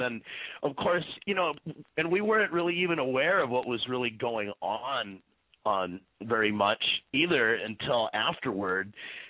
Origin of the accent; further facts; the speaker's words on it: Minnesota, United States; moved away as an adult; now in New York City, United States; I'm from Minnesota, actually. But I've been in New York for 13 years.